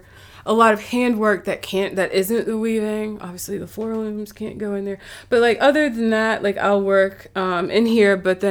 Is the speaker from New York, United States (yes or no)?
no; Huntersville, North Carolina, United States; I'm from North Carolina. I'm from Charlotte, but also a little outside of Charlotte, Huntersville